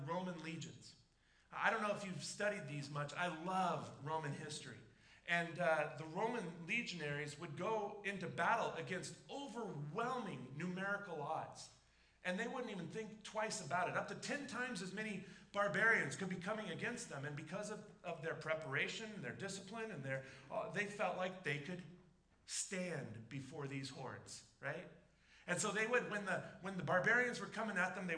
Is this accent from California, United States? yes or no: yes; Southern California, United States; I grew up in Southern California